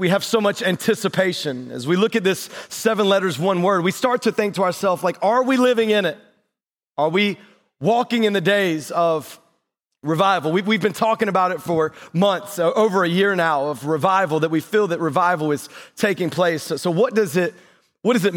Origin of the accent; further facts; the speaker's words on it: North Carolina, United States; moved away; I grew up in North Carolina, and so we just got like paved roads and bathrooms down there